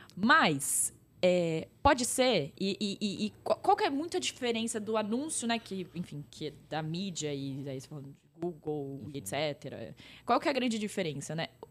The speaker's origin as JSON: {"language": "Portuguese", "town": "Pirajuí", "region": "São Paulo", "country": "Brazil", "tie": "born or raised there", "said": "eu sou de uma cidade do interior de São Paulo, bem pequena"}